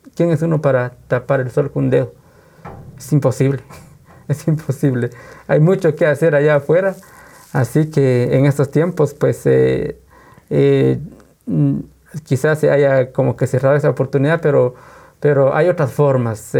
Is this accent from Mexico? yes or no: no; Guatemala; somos de Guatemala, Guatemala. ¿Y qué cultura? Somos cultura maya